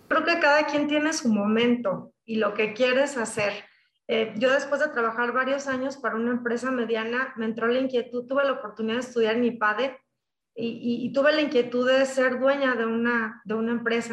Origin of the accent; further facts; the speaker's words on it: La Piedad, Michoacán, Mexico; moved away as an adult; also born or lived in Guadalajara, Mexico; yo soy de La Piedad, Michoacán, soy de Michoacán. Eh, inicié pues en una familia muy unida